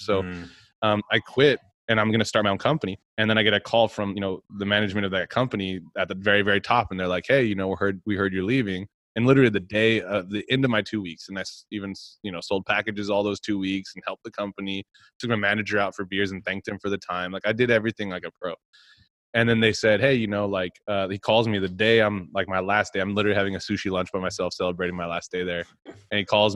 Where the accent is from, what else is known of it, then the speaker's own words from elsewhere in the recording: Texas, United States; moved away; I'm from Texas.